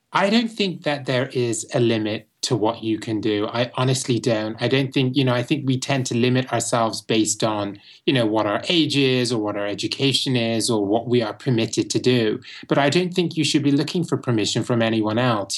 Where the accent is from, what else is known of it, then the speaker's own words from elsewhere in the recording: Bristol, South West England, United Kingdom; moved away as an adult; now in Los Angeles, United States; I was born in Bristol, England, um, which is the fourth largest city in England.